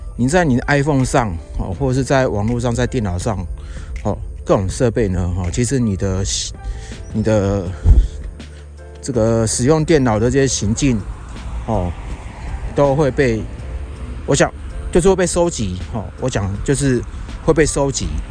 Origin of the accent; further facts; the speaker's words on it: Yilan, Yilan County, Taiwan; now in Taipei, Taiwan; 我现在人呢，是在我的老家，哦，在宜兰